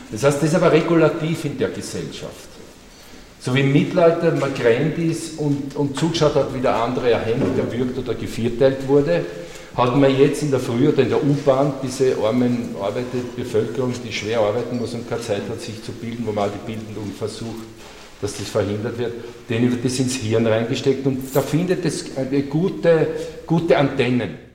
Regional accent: Austria; Als Österreicher, wer ist der Hitler in mir?

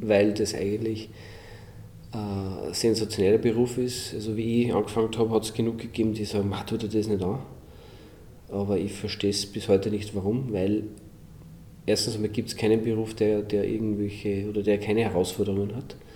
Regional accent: Linz, Upper Austria, Austria; als Österreicher, als gelernter Linzer

